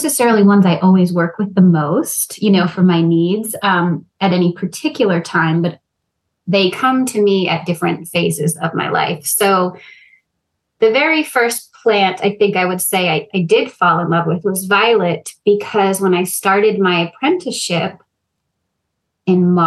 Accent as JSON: {"language": "English", "region": "Rhode Island", "country": "United States", "tie": "born or raised there", "moved": "yes", "said": "growing up in Rhode Island, not right by the ocean, but being near the ocean"}